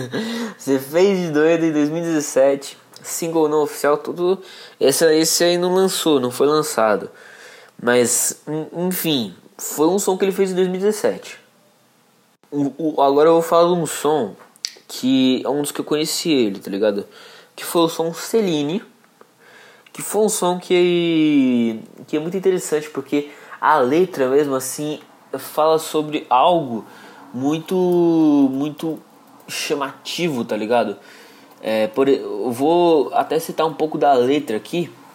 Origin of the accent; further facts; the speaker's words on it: Brazil; um dos lugares onde eu cresci foi Jardim Monjolo e Pompeia aqui